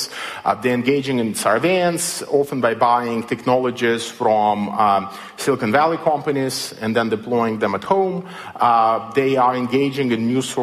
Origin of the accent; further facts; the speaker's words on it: Belarus; moved away; I come from Belarus, as you might have noticed from my accent